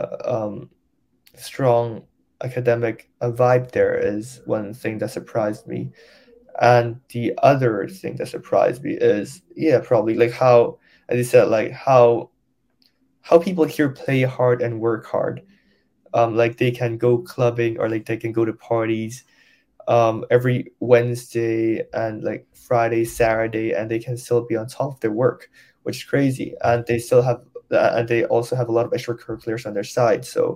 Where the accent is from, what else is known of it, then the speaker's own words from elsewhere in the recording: Hong Kong; English is a second language; moved away as an adult; I grew up in a local school in Hong Kong, DBS.